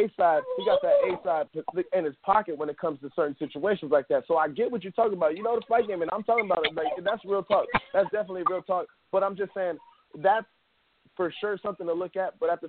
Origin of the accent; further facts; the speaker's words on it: Miami, Florida, United States; I was born in Miami